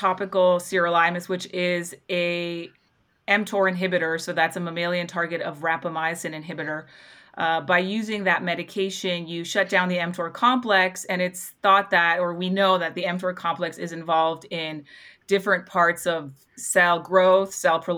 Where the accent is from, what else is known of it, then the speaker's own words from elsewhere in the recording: Toronto, Ontario, Canada; now in Salt Lake City, United States; I'm from Toronto originally